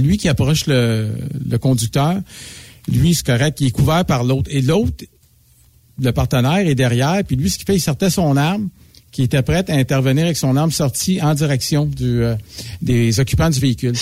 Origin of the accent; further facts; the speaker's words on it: Montreal, Quebec, Canada; je suis natif de Montréal